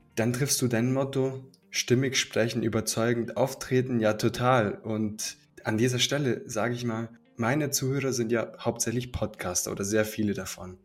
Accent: Swabia, Germany; wir kommen aus dem Schwabenland

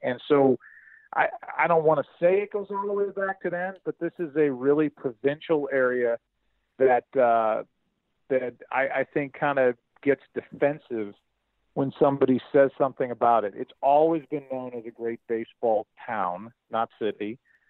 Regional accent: St. Louis, Missouri, United States; I was proud of my hometown. I thought it was a good week for St. Louis.

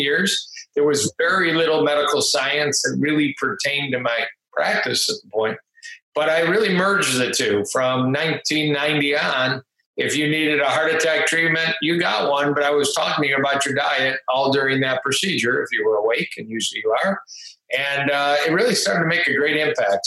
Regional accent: Detroit, Michigan, United States; also born or lived in Ann Arbor, Michigan; I grew up outside Detroit. In the suburbs, pretty typical upbringing with two pretty amazing parents

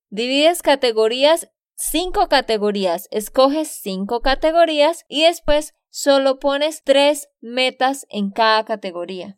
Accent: Santander, Colombia; de Santander, Colombia

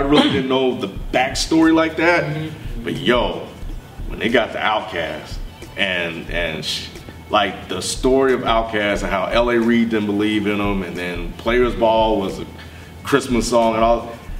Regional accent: Mississippi, United States

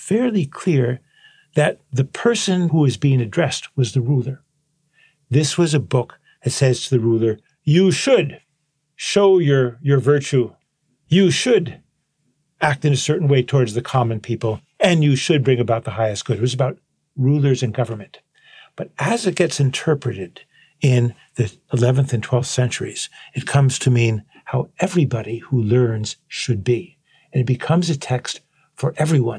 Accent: United States; I'm an American

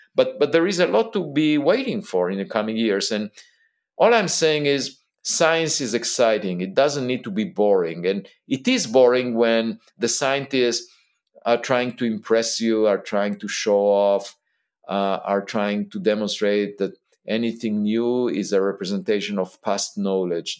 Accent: Israel; I was born in Israel

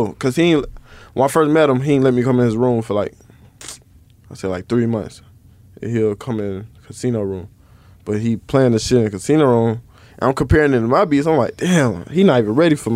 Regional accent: Atlanta, Georgia, United States; I'm from Atlanta

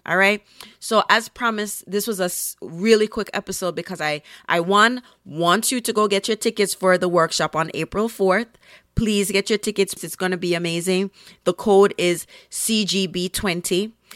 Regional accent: Jamaica; now in Brooklyn, United States; I'm a Jamaican and of Caribbean heritage

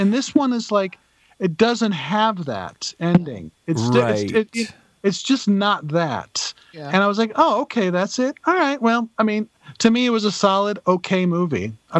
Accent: Charleston, South Carolina, United States; Southern, like I'm from Charleston, you know.

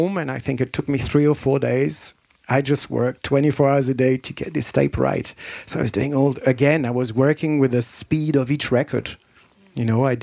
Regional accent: France; moved away as an adult; also born or lived in London, United Kingdom / Manchester, United Kingdom; I moved from France to England when I was 18.

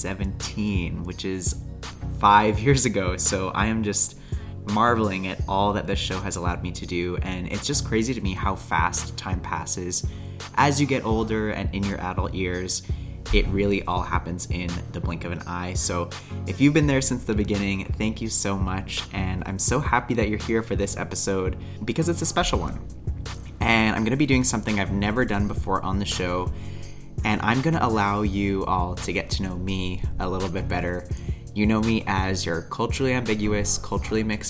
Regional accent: Calgary, Alberta, Canada; my hometown of Calgary, Alberta

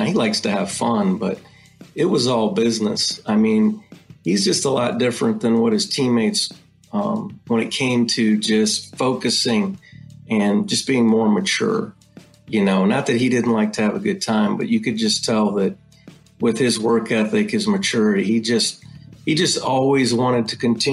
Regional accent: Ohio, United States; moved away; I was born and raised in Ohio

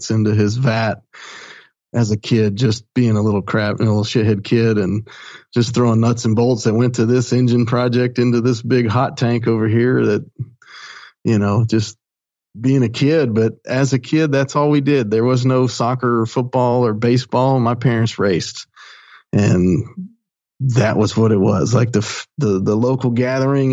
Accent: Eufaula, Alabama, United States; also born or lived in Gambrills, Maryland; now in Birmingham, United States; my mom moved to Alabama and little small town called Eufaula. And went to school there and graduated high school

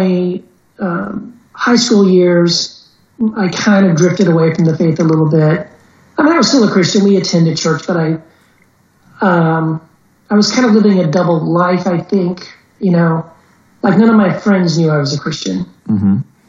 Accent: Texas, United States; also born or lived in Brownsville, Tennessee / Eagle Pass, Texas / El Paso, Texas; I grew up most of my life on border towns in Texas

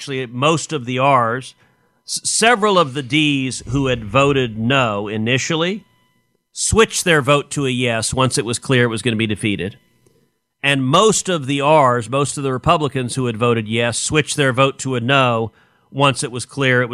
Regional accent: Texas, United States; I'm from Texas

